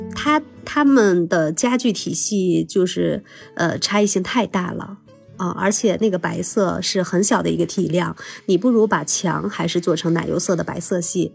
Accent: Shanxi, China; 尽管烟台那边我知道它比我们山西这边要卫生很多

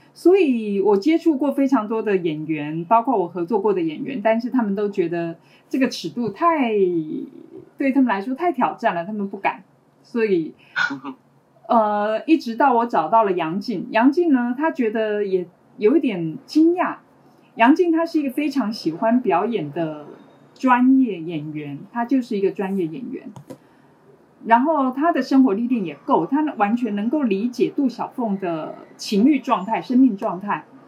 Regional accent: Taiwan; 我是来自台湾的

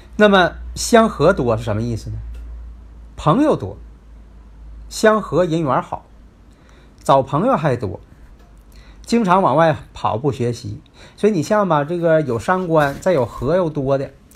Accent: Northeast China, China; accent: Northeastern Mandarin (Dongbei-style Putonghua); 我这口音呐，大家也可能都熟悉了 啊，东北话，啊，东北式的普通话

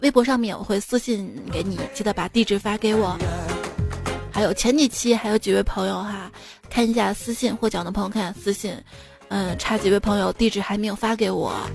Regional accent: Xi'an, Shaanxi, China; 我们西安嘛

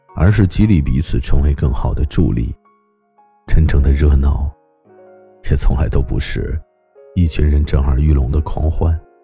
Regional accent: the North, northern China, China; 因为我出生在北方，我们这里呢是没有大海的

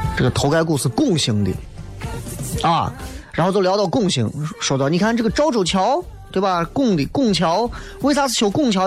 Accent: Xi'an, Shaanxi, China; 作为西安人来讲的话

